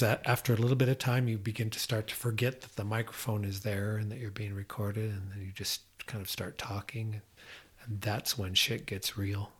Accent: Iowa, United States; I'm from Iowa

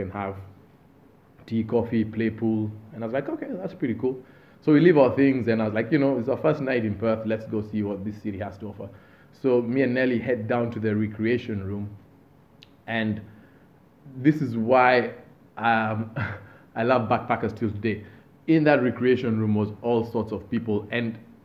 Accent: Kenya; moved away as an adult; where are you from? And I say, Kenya

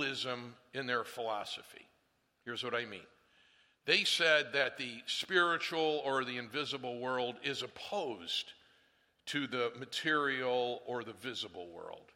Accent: Northeast, United States; I come from the Northeast

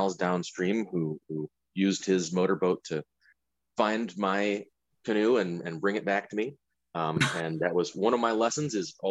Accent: St. Paul, Minnesota, United States; now in Minneapolis, United States; I grew up in St. Paul up on Dayton's Bluff. I've lived in Minneapolis for years

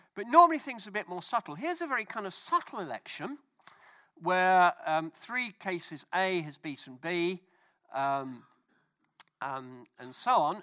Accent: United Kingdom

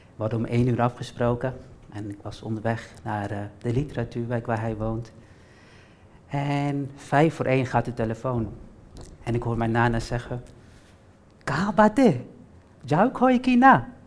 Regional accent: Almere, Flevoland, Netherlands; Waar kom jij vandaan? En dan zeg ik altijd vol trots, Almere

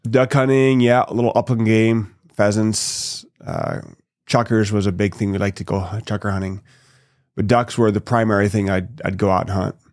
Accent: an hour north of Seattle, Washington, United States; also born or lived in Toronto, Ontario, Canada; we moved to Washington when I was about two, a little over two years old

